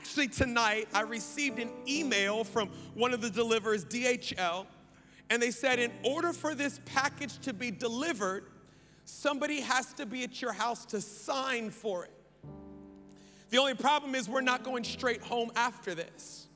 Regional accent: United States; I am American

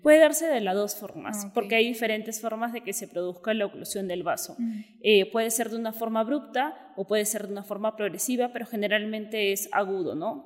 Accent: Peru; moved away as an adult; also born or lived in Mexico City, Mexico; soy neuróloga, soy de Perú

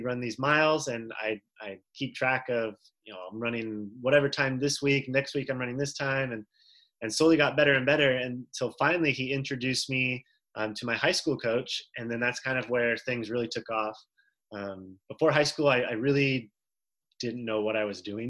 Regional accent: Florida, United States; I'm from Florida. I wear flip-flops year round

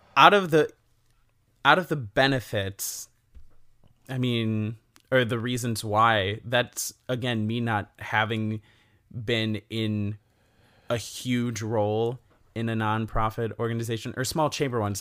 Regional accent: Elkhorn, Wisconsin, United States; I grew up in Elkhorn, Wisconsin

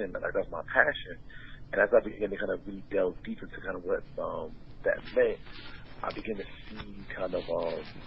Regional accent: Trenton, New Jersey, United States; moved away as an adult; now in Philadelphia, United States; Born and raised in Trenton, New Jersey. Been living in Philadelphia the last 10 years.

